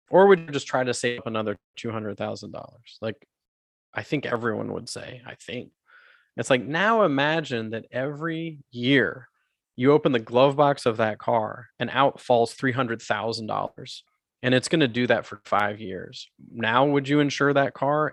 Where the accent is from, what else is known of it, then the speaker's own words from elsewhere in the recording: United States; also born or lived in South America; now in Canada; I was born in the States, I grew up in the, I grew up there